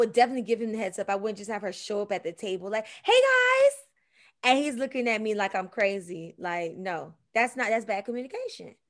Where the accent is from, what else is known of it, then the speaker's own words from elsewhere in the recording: Miami, Florida, United States; I'm from Miami